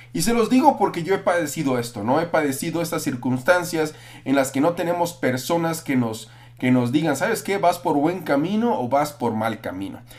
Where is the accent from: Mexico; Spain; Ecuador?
Mexico; now in United States; yo soy mexicano también